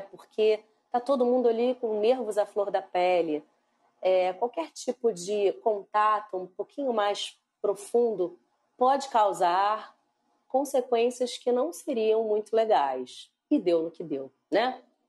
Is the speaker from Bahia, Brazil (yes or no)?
no; Rio de Janeiro, Brazil; Eu sou do Rio de Janeiro.